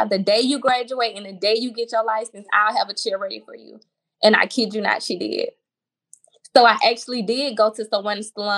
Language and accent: English; Mobile, Alabama, United States; moved away as an adult; now in Houston, United States; a school in my hometown called Bishop State